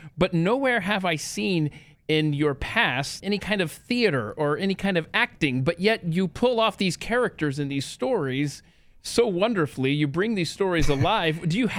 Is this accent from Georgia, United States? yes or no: yes; Marietta, Georgia, United States; moved away as an adult; also born or lived in Nebraska; I know exactly what it's like to be a Southern boy. I grew up in Atlanta as well, and I went to school at the University of Nebraska